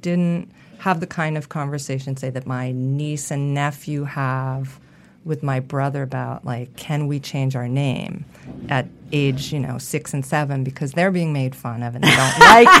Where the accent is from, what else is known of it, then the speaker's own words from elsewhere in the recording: Massachusetts, United States; In Massachusetts.